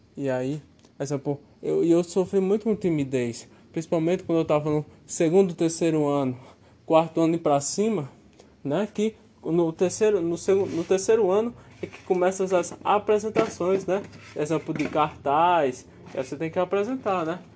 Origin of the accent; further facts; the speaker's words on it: Cariri region, Ceará, Brazil; Eu sou cearense, né? Você me perguntou aí de onde eu sou, né? Eu sou do Ceará. Eu nasci lá no Ceará. Eu nasci na região do Cariri.